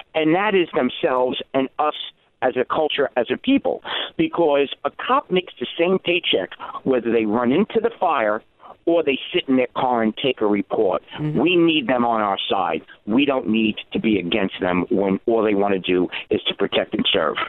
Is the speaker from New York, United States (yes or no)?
yes; New York City, New York, United States; I grew up in the Bronx, uh, high crime area